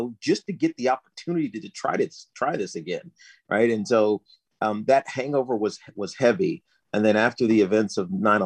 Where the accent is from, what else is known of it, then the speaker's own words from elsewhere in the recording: Southwest Virginia, United States; moved away as an adult; I grew up in Southwest Virginia